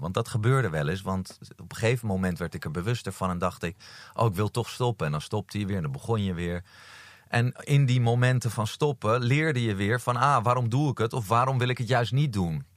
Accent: Amsterdam, North Holland, Netherlands; Amsterdam, geboren en getogen.

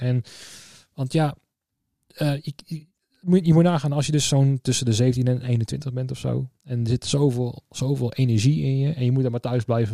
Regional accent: Tiel, Gelderland, Netherlands; ik kwam uit Tiel, daar dus ben ik geboren en getogen

